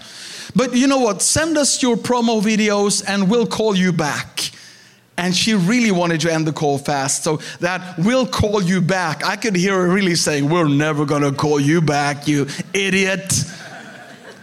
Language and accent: English; Sweden; I'm a pastor from Sweden